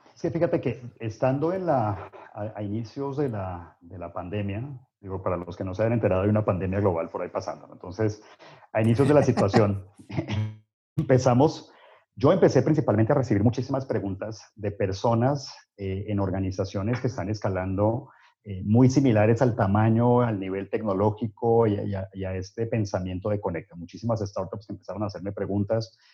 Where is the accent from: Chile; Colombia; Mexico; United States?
United States; yo, nací en Estados Unidos